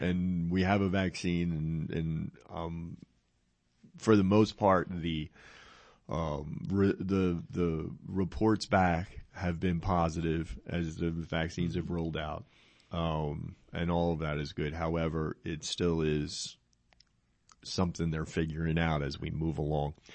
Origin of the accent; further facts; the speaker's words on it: New Jersey, United States; now in Henderson County, Texas, United States; I'm from New Jersey